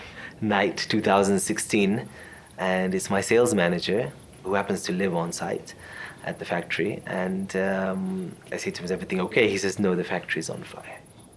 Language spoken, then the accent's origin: English; United Kingdom; also born or lived in Canada; I grew up in the UK and Canada, and then I came initially to Rwanda, actually, to work with a nonprofit that my grandfather had started